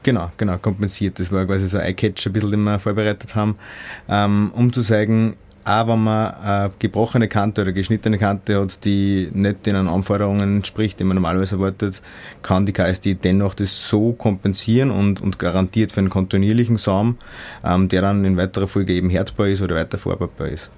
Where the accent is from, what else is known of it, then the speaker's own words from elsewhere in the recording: Austria; als Österreicher